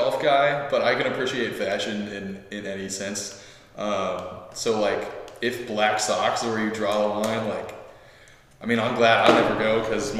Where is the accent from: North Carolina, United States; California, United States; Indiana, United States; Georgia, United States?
California, United States; Oakland; moved away as an adult; I'm from Oakland, California, originally, but I go to school out here because I wanted a change